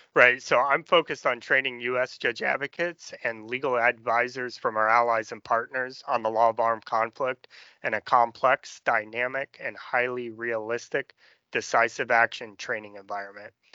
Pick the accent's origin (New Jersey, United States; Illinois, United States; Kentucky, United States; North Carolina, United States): Illinois, United States; Danville; from Danville, Illinois, farm